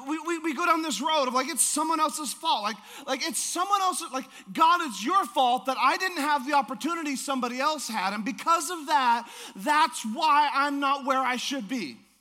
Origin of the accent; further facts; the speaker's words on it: Alaska, United States; I'm from Alaska